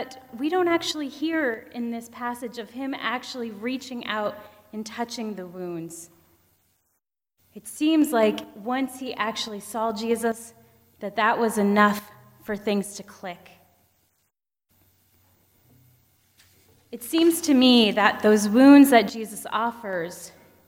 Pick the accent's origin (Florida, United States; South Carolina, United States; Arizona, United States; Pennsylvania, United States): Pennsylvania, United States; moved away; Growing up in Pennsylvania, all our forests were really small